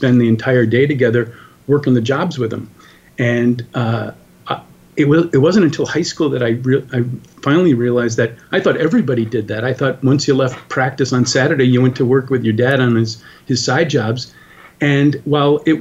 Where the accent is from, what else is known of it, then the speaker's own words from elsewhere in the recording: New York and Long Island, United States; I grew up in New York and Long Island, New York